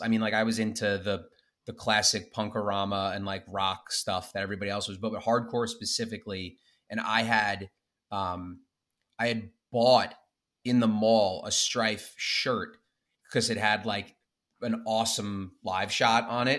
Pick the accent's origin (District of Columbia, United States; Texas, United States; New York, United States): New York, United States; Smithtown; I'm from Smithtown, New York.